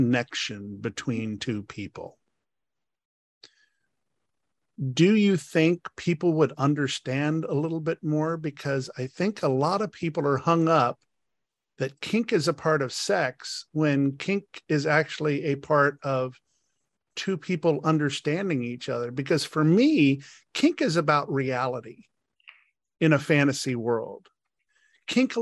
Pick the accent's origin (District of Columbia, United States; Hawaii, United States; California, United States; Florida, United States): District of Columbia, United States; Washington; I was brought up in Washington, D.C. society